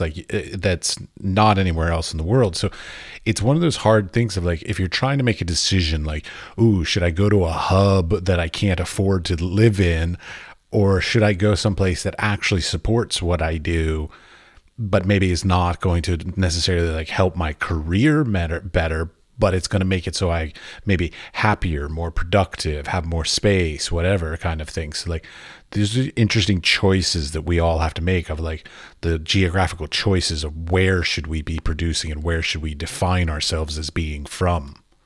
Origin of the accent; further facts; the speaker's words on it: United States; I'm an American. And in America, when we, we were being raised